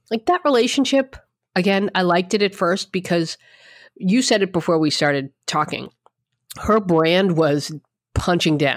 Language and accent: English; Bronx, New York, United States; I'm a girl from the Bronx and I, I got what every girl from the Bronx dreams of proposed to by a Yankee